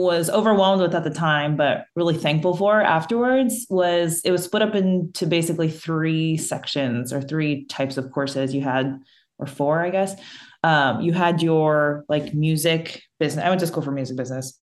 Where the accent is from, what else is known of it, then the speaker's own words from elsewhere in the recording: New Jersey, United States; moved away as an adult; also born or lived in New York City; now in Austin, United States; I am from New Jersey, born and raised, and went to school in New York City, and then moved to Austin back in 2013.